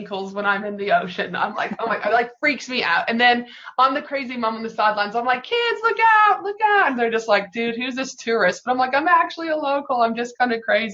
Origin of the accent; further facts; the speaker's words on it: Canada; now in Brisbane, Australia; I'm from Canada